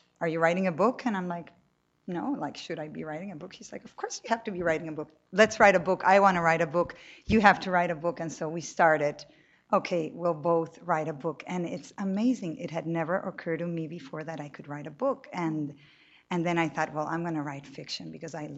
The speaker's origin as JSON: {"language": "English", "town": "Cali", "region": "Valle del Cauca", "country": "Colombia", "tie": "born or raised there", "said": "I grew up in Colombia. I'm born and raised there."}